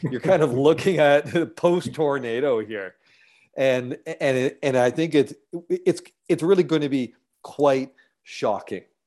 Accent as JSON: {"language": "English", "town": "Galt", "region": "Ontario", "country": "Canada", "tie": "born or raised there", "moved": "yes", "lives_now": "British Columbia, Canada", "said": "my hometown, um, Galt in Guelph area in Ontario, and then here in B C."}